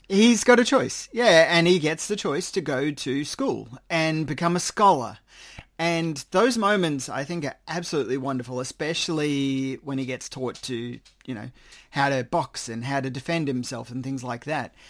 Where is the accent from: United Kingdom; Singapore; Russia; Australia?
Australia; I am Australian